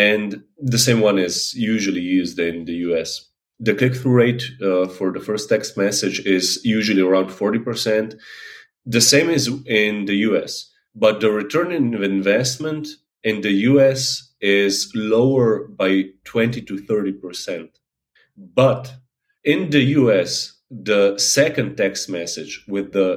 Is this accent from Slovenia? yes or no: yes; Slovenia; now in Netherlands; I'm from Slovenia, although I currently live in Holland